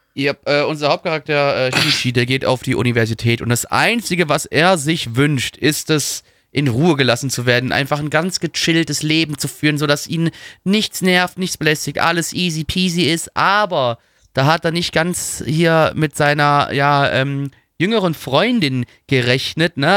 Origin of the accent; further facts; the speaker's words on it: Germany; ich bin Deutscher